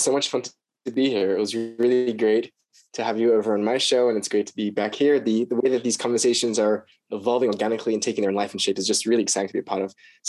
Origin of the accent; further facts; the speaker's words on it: Sydney, New South Wales, Australia; All right. So I was born in Sydney, Australia. My dad's American, which is why my accent is not fully Australian. I was born into a Hasidic family. My parents were sent to Sydney, actually